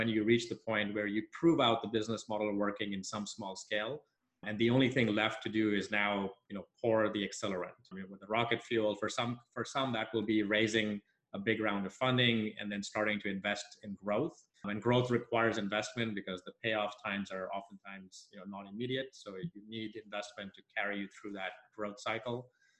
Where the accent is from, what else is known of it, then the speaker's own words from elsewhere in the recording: Nigeria; So I grew up in Nigeria. My parents are from India originally.